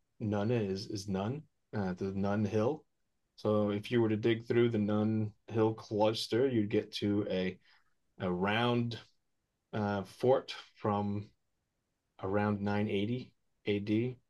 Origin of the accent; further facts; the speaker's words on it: Odense, Southern Denmark, Denmark; born there; And I was born in Odense, Denmark, Odinsve, so Odin's sacrificial grove